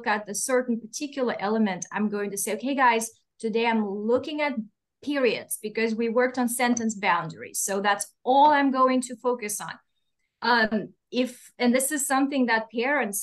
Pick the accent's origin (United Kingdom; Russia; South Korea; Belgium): Russia; accent: Russian; English is a second language; moved away; I'm Russian, I don't think I mentioned it, but you can hear my accent